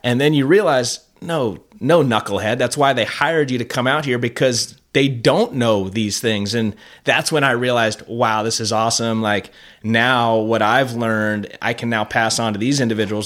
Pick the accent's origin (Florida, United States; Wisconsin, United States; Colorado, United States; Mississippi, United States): Florida, United States; Fort Lauderdale; moved away; I grew up in South Florida, Fort Lauderdale